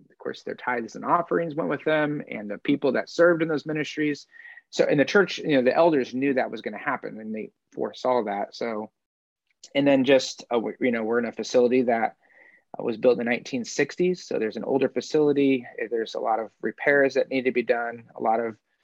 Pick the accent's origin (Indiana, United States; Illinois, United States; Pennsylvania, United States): Indiana, United States; moved away as an adult; also born or lived in Simpsonville, South Carolina / Wisconsin; I grew up in Indiana